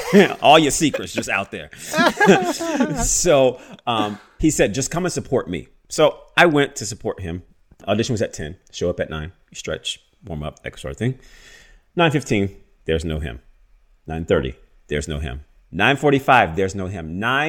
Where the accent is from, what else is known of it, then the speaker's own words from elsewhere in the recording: Baton Rouge, Louisiana, United States; moved away; I remember being in New York living. I moved there from Louisiana, which is